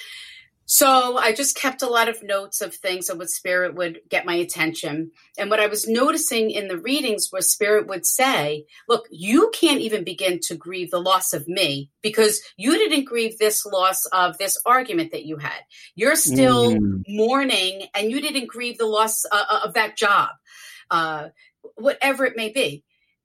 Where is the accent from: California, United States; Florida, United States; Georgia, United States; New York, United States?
New York, United States; I'm from New York